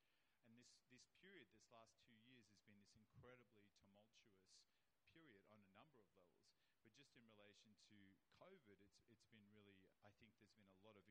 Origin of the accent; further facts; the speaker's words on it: New South Wales, Australia; I'm from New South Wales. My forebears were, convicts and Aboriginal people from New South Wales, and that was a penal colony